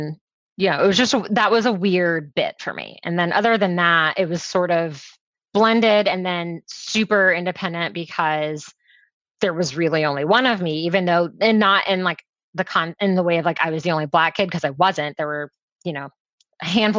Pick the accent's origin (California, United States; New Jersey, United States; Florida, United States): Florida, United States; Orlando; also born or lived in Jamaica / Washington, District of Columbia, United States; I am from sunny Orlando, which is where I also am right now